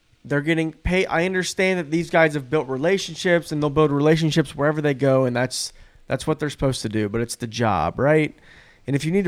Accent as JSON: {"language": "English", "town": "Columbus", "region": "Ohio", "country": "United States", "said": "We're all from Columbus."}